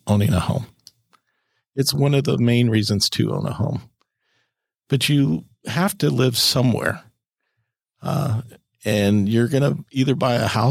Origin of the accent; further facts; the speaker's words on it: California, United States; I'm a Californian, so it's very hard for me. I'm biased. I love my state. I love where we come from. I've not lived in other states